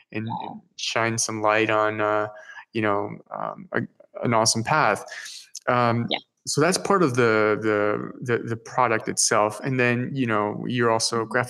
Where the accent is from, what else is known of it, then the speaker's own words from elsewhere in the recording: Peru; English is a second language; I'm originally from Peru.